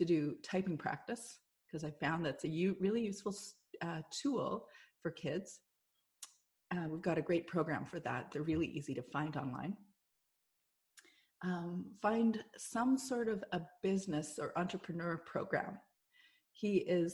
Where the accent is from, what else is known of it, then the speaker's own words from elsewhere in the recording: Canada; we're Canadian